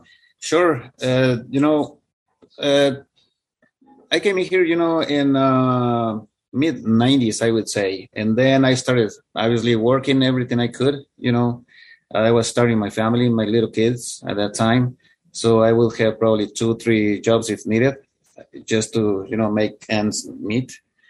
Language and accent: English; India; He actually confused me with, he's from India. And I have I am from India as well. So he thought I was an Indian guy.